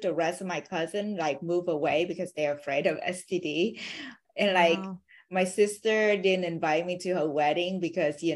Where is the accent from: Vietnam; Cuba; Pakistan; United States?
Vietnam; English is a second language; moved away; I was born in Vietnam